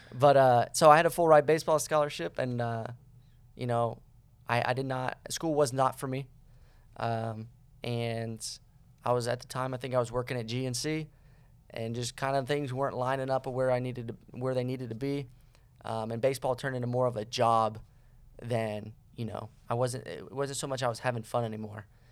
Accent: Cocoa Beach, Florida, United States; moved away; I am from, uh, Cocoa Beach, Florida

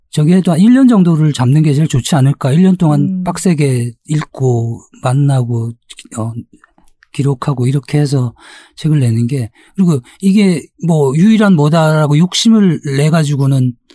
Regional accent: South Korea; 저도 한국 사람이기 때문에

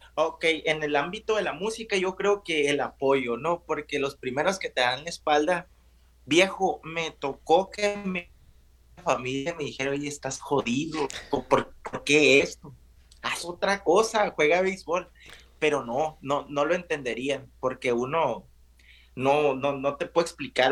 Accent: a village near Navojoa, Sonora, Mexico; moved away; yo soy de un pueblo cerca de Navojoa, un pueblo de, ¿qué te gusta?, de mil habitantes

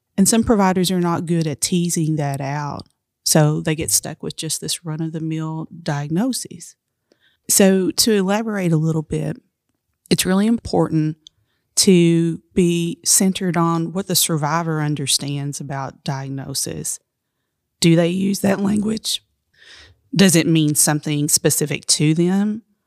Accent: Appalachia, United States; I'm Appalachian

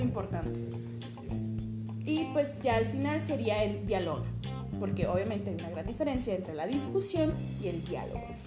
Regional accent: Cananea, Sonora, Mexico; soy de aquí de, de de Cananea Sonora

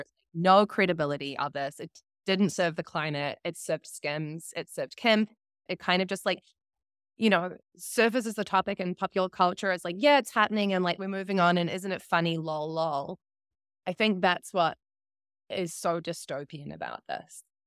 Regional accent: New Zealand; accent: New Zealand; that was my New Zealand accent.

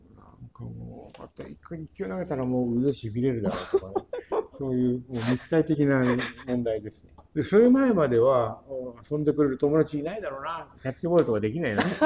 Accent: Japan; born or raised there; also born or lived in United States

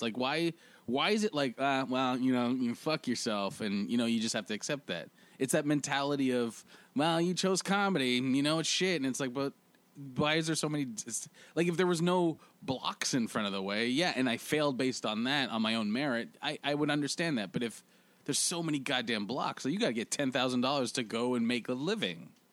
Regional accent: Canada; now in Toronto, Canada; as Canadian comics

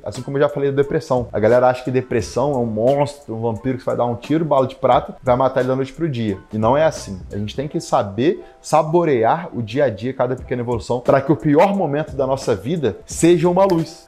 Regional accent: Brazil; moved away as an adult; also born or lived in interior of Rio de Janeiro; Quando eu saí do Brasil, vi que eu falava inglês

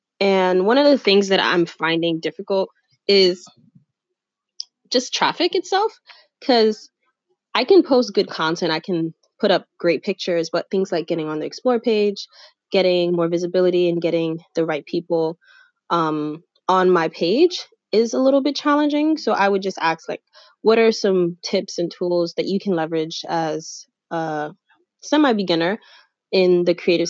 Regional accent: Haiti; I'm originally from Haiti

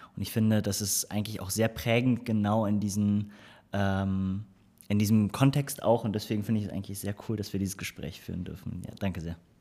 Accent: Cologne, North Rhine-Westphalia, Germany; ich bin gebürtiger Kölner

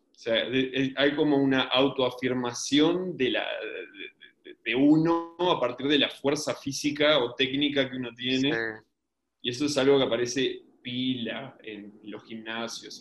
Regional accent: Uruguay; tengo un acento raro porque soy uruguayo

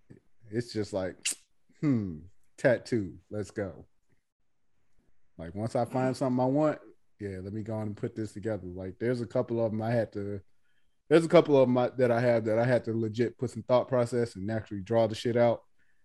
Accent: the South, United States; Oh, I'm sorry that I'm from the South and I like things like cabbage greens.

